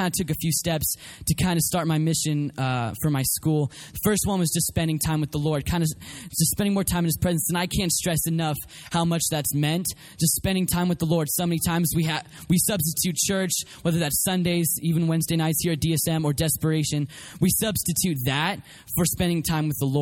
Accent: Colorado, United States; also born or lived in Oklahoma City, Oklahoma; I was born in Oklahoma City, but was raised mostly in Colorado.

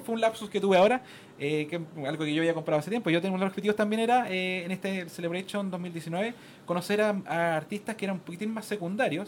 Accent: Chile; como chileno

